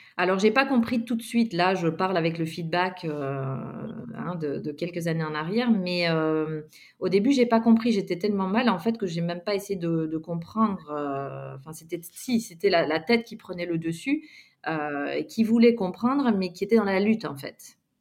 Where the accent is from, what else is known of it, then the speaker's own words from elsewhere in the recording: Belgium; moved away as an adult; also born or lived in Montpellier / Réunion / Guadeloupe / Australia; je suis originaire de Belgique et donc, j'ai grandi euh, en Belgique jusqu'à l'âge euh, ben voilà, de 22 ans.